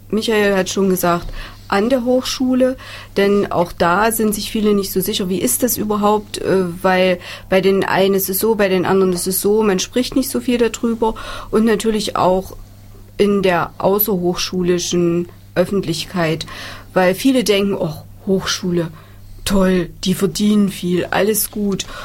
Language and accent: German; Thuringia, Germany; Insofern ist es schön, wir als Thüringer, wir sind ein kleines Land